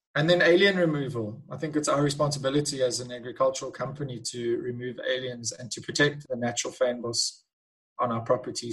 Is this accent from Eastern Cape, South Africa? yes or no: yes; Eastern Cape, South Africa; moved away as an adult; now in Cape Town, South Africa; I was born in the Eastern Cape in South Africa. I then moved to the Cape and studied viticulture and enology at the University of Stellenbosch